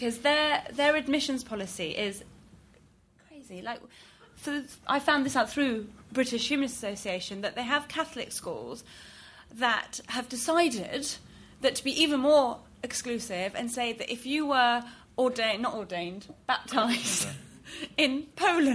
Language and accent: English; Iran; moved away; I'm originally from Iran